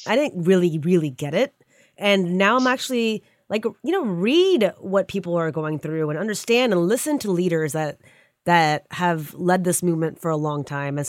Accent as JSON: {"language": "English", "country": "United States", "said": "as an American, I'm so glad I'm here to be part of it."}